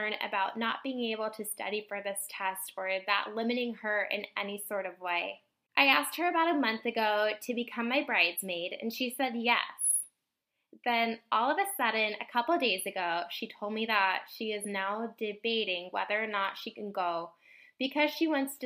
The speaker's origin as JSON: {"language": "English", "region": "Indiana", "country": "United States", "said": "I am from Indiana."}